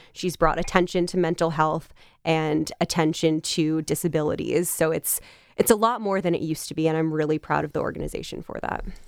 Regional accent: Westchester County, New York, United States; I actually grew up in Westchester County, New York

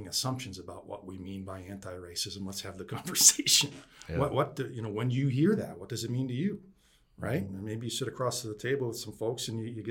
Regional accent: 50 miles from Syracuse, New York, United States; I grew up just 50 miles away from there.

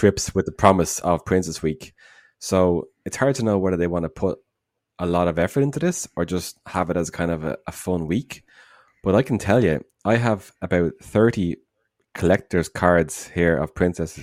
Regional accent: Dublin, Leinster, Ireland; from Dublin

